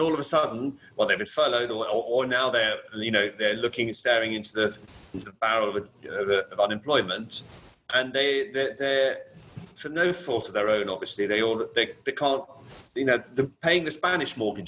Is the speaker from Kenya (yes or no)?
yes; Kenya; now in Barcelona, Spain; I mean, I was born in Kenya. I grew up in Africa, and always through in a, you know, British or British educational system. My mother is English, and so, but I've always been an expat.